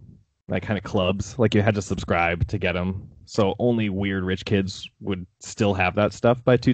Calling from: Austin, Texas, United States; I'm calling in from Austin here

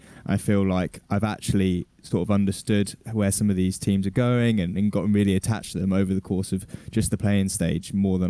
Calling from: London, United Kingdom; London, England, next to an M&S.

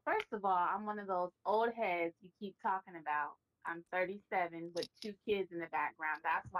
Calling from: Seattle, Washington, United States; I have the Mother and Daughter Duo podcast, and I'm calling from Seattle, Washington.

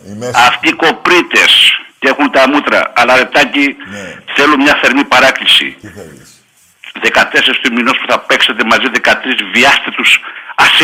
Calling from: Thessaloniki, Central Macedonia, Greece; Είμαι από Θεσσαλονίκη, παίρνω Αριανό.

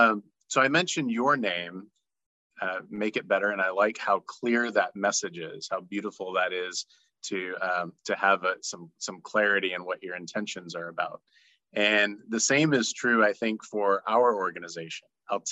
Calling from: Florida, United States; And I'm joining you from North Florida.

